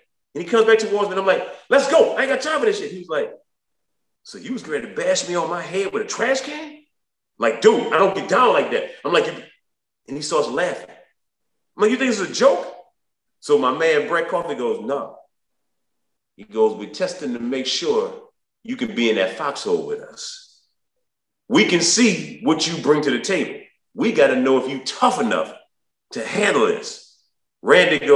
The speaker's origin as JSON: {"language": "English", "town": "New Orleans", "region": "Louisiana", "country": "United States", "said": "I'm from New Orleans. I'm from the 6th Ward, 9th Ward, and 7th Ward."}